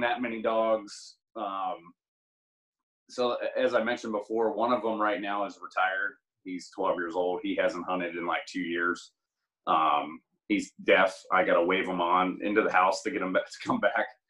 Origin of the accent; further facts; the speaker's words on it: Greensburg, Pennsylvania, United States; moved away as an adult; also born or lived in North Dakota; now in Kentucky, United States; I'm originally from Greensburg